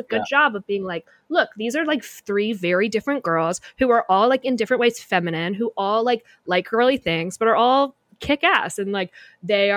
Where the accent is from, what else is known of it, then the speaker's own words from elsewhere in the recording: Kentucky, United States; I'm from Kentucky and like did not like have fun things to do growing up